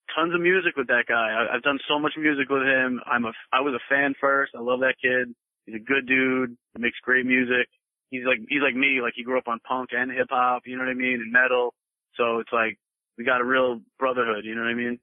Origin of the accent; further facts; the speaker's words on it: Long Island, New York, United States; also born or lived in Brooklyn; I straight up grew up in Long Island